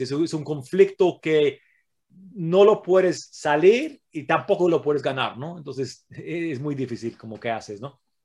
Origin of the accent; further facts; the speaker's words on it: England, United Kingdom; Spanish is a second language; now in Mexico; Yo soy de Inglaterra, eh, tengo un abuelo italiano